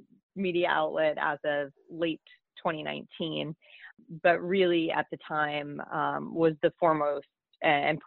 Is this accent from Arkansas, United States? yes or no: no; Minnesota, United States; moved away as an adult; now in Washington, D.C., United States; my home state of Minnesota